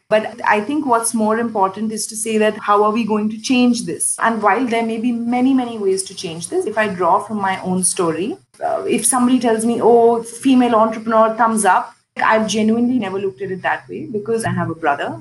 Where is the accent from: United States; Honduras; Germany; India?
India; moved away as an adult; now in Indonesia; growing up in India